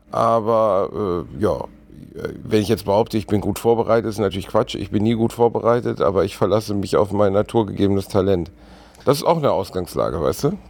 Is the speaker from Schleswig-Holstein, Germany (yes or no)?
no; Gelsenkirchen, North Rhine-Westphalia, Germany; wo ich aufgewachsen bin zum Beispiel, Gelsenkirchen-Rothausen ist jetzt alles andere als ein, ein, schöner Ort gewesen